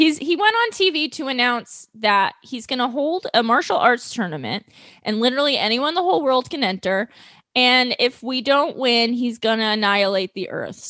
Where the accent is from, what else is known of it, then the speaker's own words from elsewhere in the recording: New York City, New York, United States; New York City, my hometown.